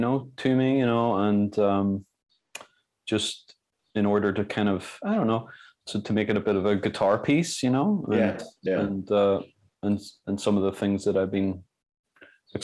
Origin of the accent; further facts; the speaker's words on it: Belfast, Northern Ireland, United Kingdom; I'm from Belfast